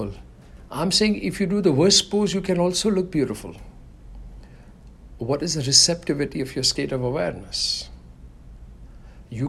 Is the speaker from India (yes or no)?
yes; India; growing up in India